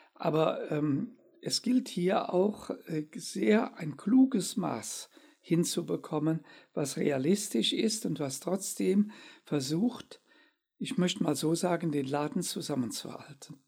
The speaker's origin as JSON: {"language": "German", "country": "Germany", "said": "wir dürfen auch nicht immer als Deutsche den Eindruck erwecken"}